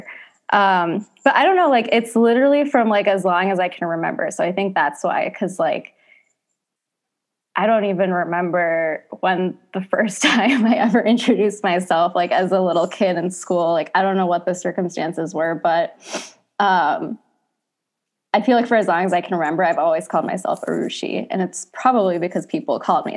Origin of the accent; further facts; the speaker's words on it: Pontiac, Michigan, United States; I was born in Pontiac, Michigan